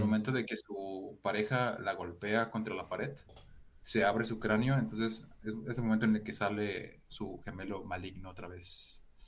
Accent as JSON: {"language": "Spanish", "country": "Mexico", "said": "soy un mexicano sin mostacho"}